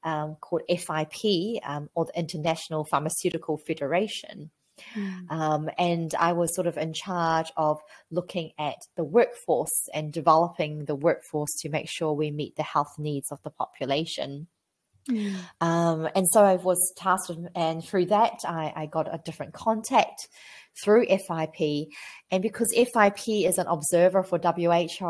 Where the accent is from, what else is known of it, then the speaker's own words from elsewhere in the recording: New Zealand; I'm a pharmacist from New Zealand.